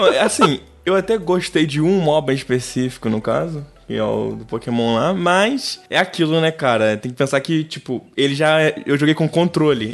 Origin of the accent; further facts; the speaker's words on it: Rio de Janeiro, Brazil; Pros cariocas eu sou fluminense, mas para pro resto que tá lá fora, eu sou carioca